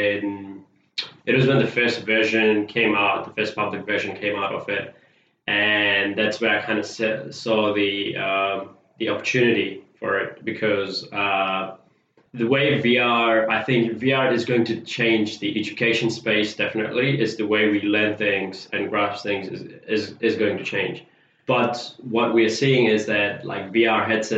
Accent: Fiji; now in New Zealand; I'm originally from Fiji. When I came to New Zealand, I started off as a paper distributor

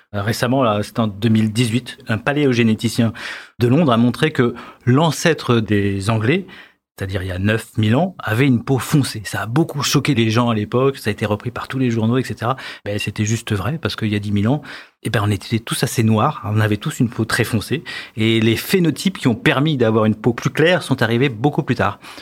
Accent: France; Chez nous, en France

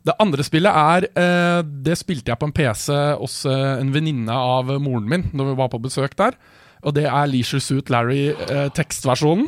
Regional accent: Årnes, Akershus, Norway; also born or lived in Kongsvinger / Skarnes; når jeg begynte i eh, fjerde klasse, så flytta vi til Årnes

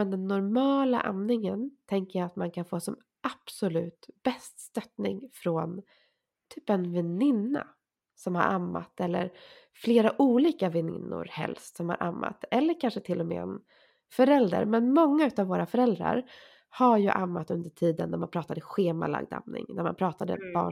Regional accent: Sweden; fast jag är så svensk man bara kan

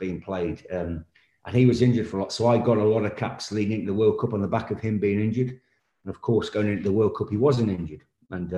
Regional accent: England, United Kingdom; as an Englishman

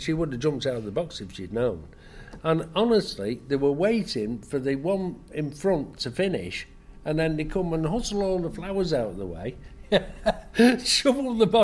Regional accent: England, United Kingdom; being typically English

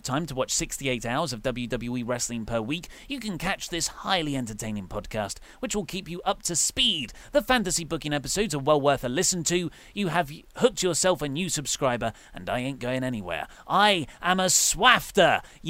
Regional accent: Hextable, South East England, United Kingdom; also born or lived in Dartford; I'm from a village called Hextable, which is next to Swanley in Kent. I mean, it's only 20 minutes' drive from Dartford

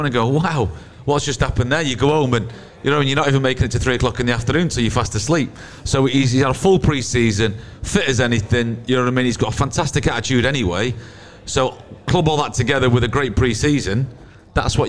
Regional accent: Stockport, North West England, United Kingdom; I'm from Stockport

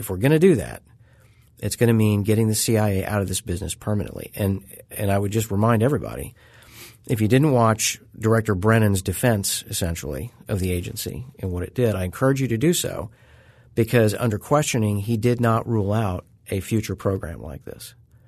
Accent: Missouri, United States; my area of the country, I grew up in Southwest Missouri.

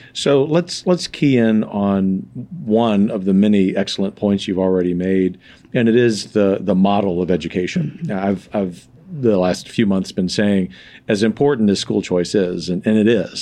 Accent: the South, United States; I am a Southerner

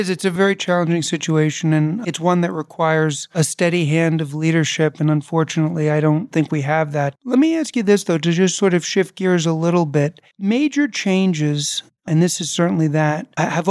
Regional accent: New York City, New York, United States; also born or lived in Chicago / Jersey City; I grew up in New York in the 70s and the 80s

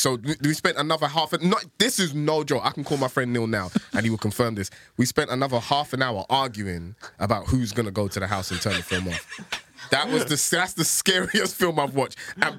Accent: London, United Kingdom; I grew up in Tottenham

